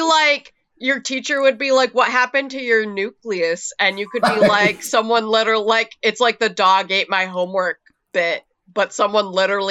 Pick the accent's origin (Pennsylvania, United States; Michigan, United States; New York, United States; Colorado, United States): Michigan, United States; moved away as an adult; also born or lived in Seattle; especially in my home state of Michigan